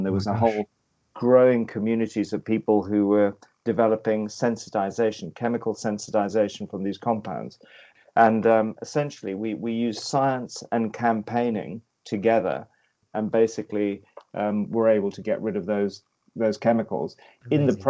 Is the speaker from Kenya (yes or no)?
yes; Kenya; also born or lived in West Africa; Growing up in East Africa in the middle of a guerrilla war, or actually moving, my parents were in the Mau Mau war in Kenya, but then we moved across to West Africa where there was a guerrilla war between local tribes